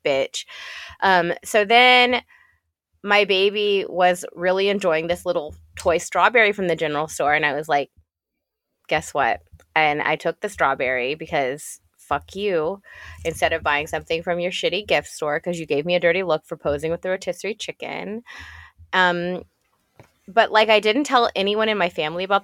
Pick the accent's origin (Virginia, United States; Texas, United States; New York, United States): Texas, United States; I grew up in Texas, which was a heavily Hispanic population